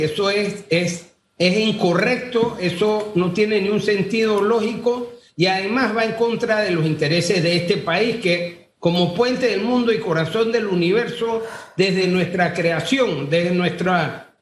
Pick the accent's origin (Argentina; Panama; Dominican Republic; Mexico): Panama; Todos somos panameños